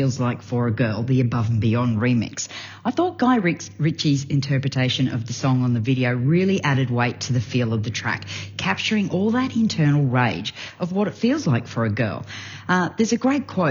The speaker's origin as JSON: {"language": "English", "country": "Australia", "said": "I'm from Australia"}